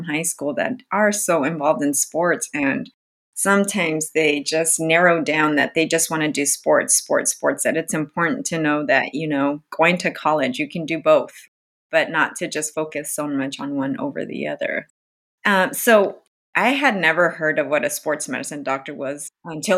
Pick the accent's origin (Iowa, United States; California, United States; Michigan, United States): California, United States; Oceanside; I'm from Oceanside, which is where the base is. So we meet a lot of, I had friends growing up that moved around a lot